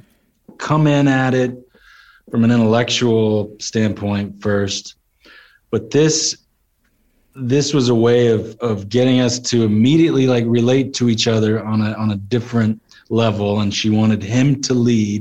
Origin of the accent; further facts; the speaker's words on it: Texas, United States; Growing up in Texas, my dad roped and rode horses